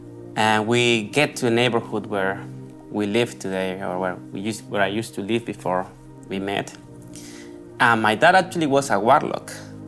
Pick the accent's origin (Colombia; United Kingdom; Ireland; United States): Colombia; moved away; I'm from Colombia. And basically, we used to live, my family and I used to live in a little town in close to the city where I am from.